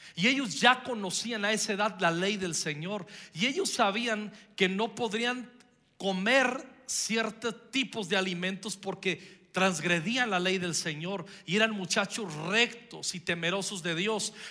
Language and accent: Spanish; Michoacán, Mexico; estaba en la primaria yo, y, fui el que representó a, eh, a mi pueblo ante todo el estado de Michoacán